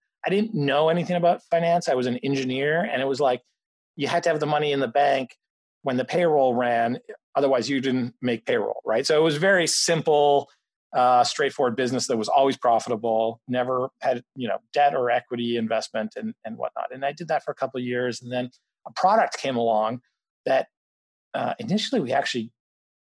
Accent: Canada; moved away as an adult; also born or lived in Mexico; now in Boston, United States; I grew up mostly in Canada and, you know, partly in Mexico and partly in Canada, but, you know, the end of high school and college was in Canada

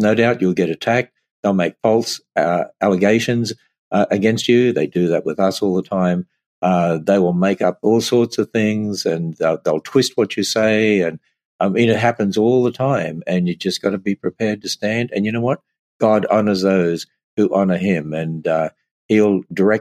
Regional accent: Australia; I'm Australian

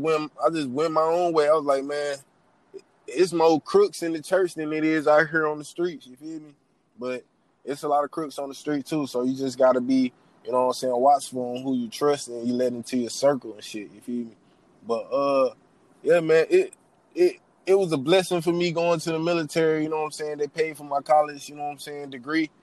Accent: Savannah, Georgia, United States; now in Hartsville, United States; I'm from Savannah

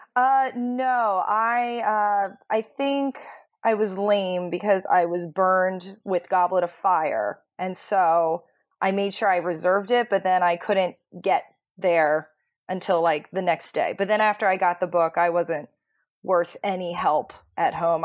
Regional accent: Maryland, United States; now in Delaware, United States; originally Maryland

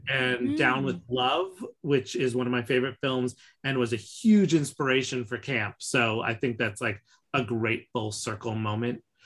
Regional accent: New York City, New York, United States; growing up in New York

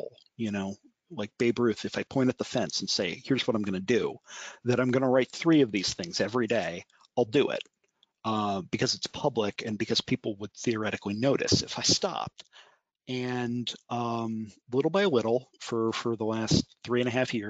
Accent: Harrisburg, Pennsylvania, United States; moved away as an adult; now in Washington, D.C., United States; I'm originally from Harrisburg, Pennsylvania

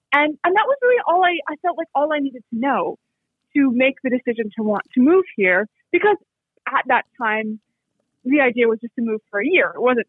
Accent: Canada; accent: North American; moved away as an adult; now in Australia; back living in Canada, growing up in Canada

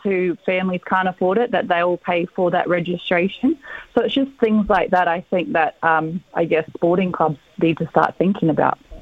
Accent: Sydney, New South Wales, Australia; I grew up out in Western Sydney

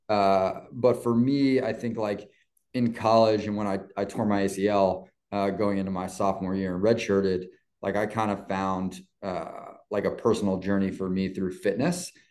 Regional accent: New York City, New York, United States; growing up in New York and playing in uh, just outside the city and in the city a lot

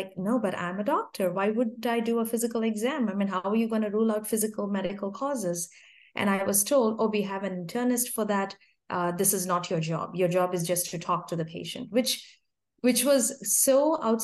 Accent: India; moved away as an adult; I grew up in India, yeah, until I was 27, I lived in India

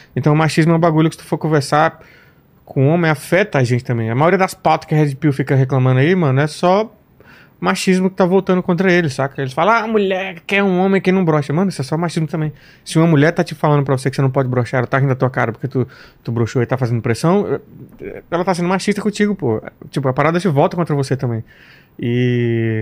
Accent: Samambaia, Federal District, Brazil; moved away; Eu vim de, eu vim de Samambaia

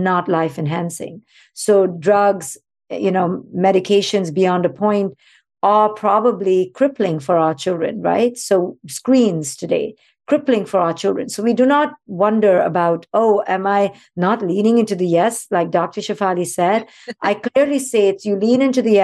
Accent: India; moved away; I grew up in India

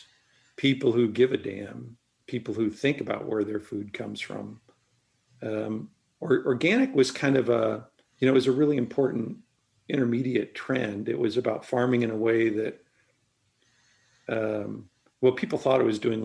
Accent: Nebraska, United States; I was from Nebraska

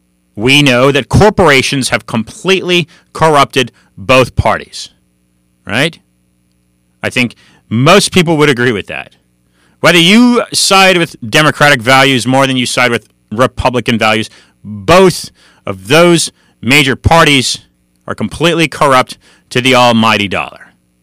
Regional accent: California, United States; I was born and raised in California. I know California very well.

